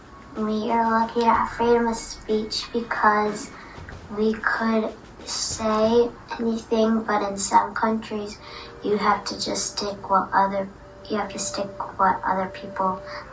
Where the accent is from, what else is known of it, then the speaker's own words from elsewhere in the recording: Indiana, United States; I'm 11 years old, and I'm from Indiana.